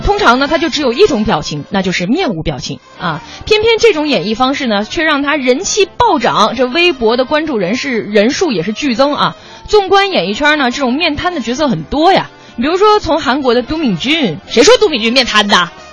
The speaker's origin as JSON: {"language": "Chinese", "region": "Northeast China", "country": "China", "moved": "yes", "lives_now": "Beijing, China", "said": "虽然我是东北的"}